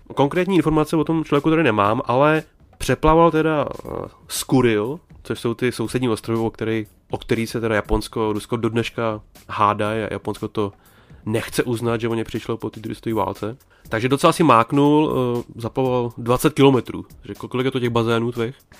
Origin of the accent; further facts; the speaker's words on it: Bohemia, Czechia; moved away; lidi u nás doma v Čechách